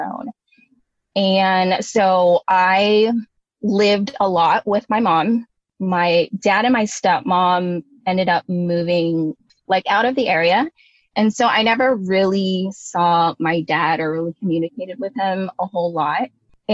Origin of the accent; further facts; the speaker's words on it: Bay Area, California, United States; growing up in the Bay Area